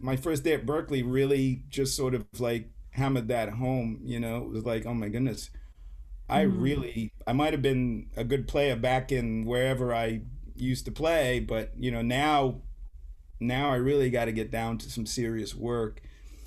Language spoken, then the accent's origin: English; St. Kitts & Nevis; moved away as an adult; also born or lived in England; now in United States; I was born in England, but I grew up in a small island called St. Kitts